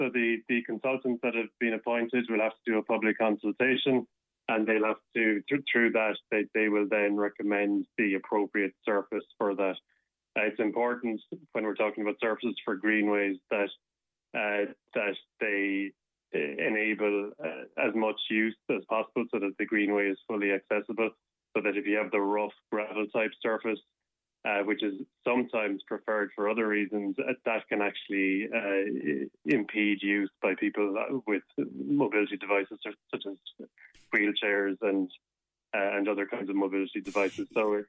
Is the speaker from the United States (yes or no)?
no; Limerick, Munster, Ireland; And Des, for me, growing up in Limerick City, he was an inspiring figure.